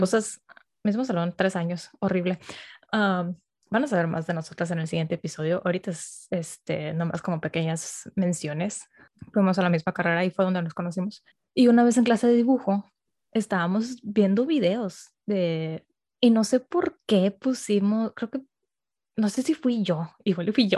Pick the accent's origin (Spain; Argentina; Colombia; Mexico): Mexico; Monterrey, Nuevo León; moved away as an adult; now in Mexico City, Mexico; soy de Monterrey